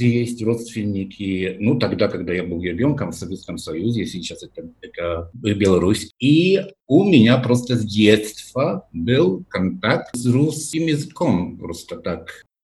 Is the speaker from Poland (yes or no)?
yes; near Kraków, Lesser Poland, Poland; Russian is a second language; also born or lived in Brussels, Belgium; now in Warsaw, Poland; Я родился в Польше, в регионе Польши, который называют на польском Мавопольска. Маленькая Польша, это недалеко от города Краков.